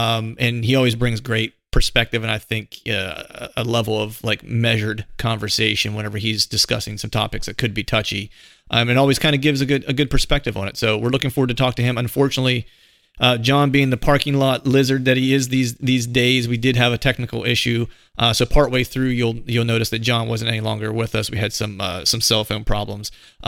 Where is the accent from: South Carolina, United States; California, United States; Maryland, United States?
South Carolina, United States; Charleston; born there; Truth be told, I was actually born in the South. So I was born in Charleston, South Carolina, but my family's from Pennsylvania.